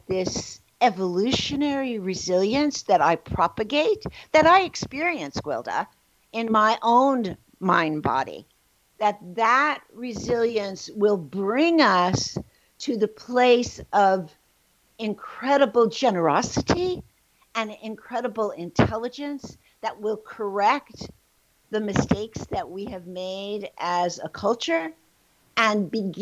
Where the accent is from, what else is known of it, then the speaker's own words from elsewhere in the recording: New York City, New York, United States; I was born in the Bronx, New York, and in a very traumatic environment in my own home, but also in the world around me